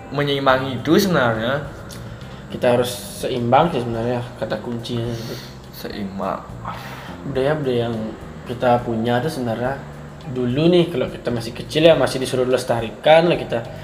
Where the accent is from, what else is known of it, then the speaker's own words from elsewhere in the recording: Aceh, Indonesia; saya Aceh.